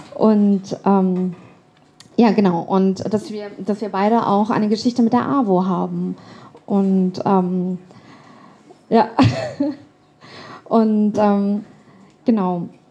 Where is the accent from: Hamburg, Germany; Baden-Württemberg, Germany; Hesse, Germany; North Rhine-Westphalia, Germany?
Hamburg, Germany; moved away as an adult; also born or lived in London / Canada; now in Frankfurt, Germany; dann haben wir ausprobiert, ähm, nach Kanada auszuwandern. Waren einige Monate in Kanada und sind dann zurück nach Hamburg, wo ich dann irgendwann eingeschult worden bin